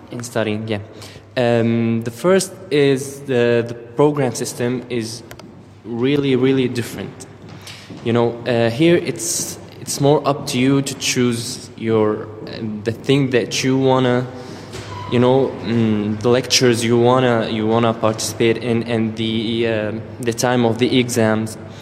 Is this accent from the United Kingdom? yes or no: no; Syria; English is a second language; moved away as an adult; now in Berlin, Germany; I come from Syria.